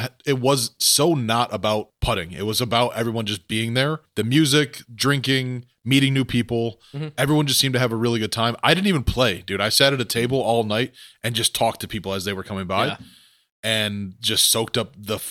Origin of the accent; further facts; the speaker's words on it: Joliet, Illinois, United States; I grew up in Joliet